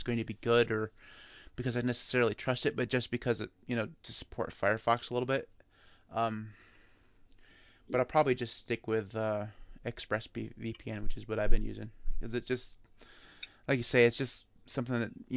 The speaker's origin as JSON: {"language": "English", "country": "United States", "said": "I'm American"}